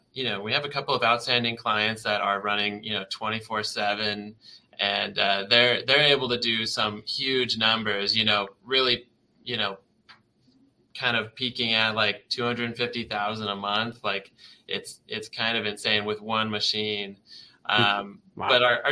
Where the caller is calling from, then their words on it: Vancouver, Washington, United States; We're in the beautiful Vancouver, Washington. So yeah, just outside of Portland, Oregon.